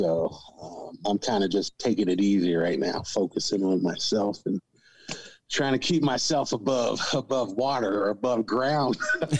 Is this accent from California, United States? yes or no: yes; California, United States; born there; I grew up a military kid. I was born in California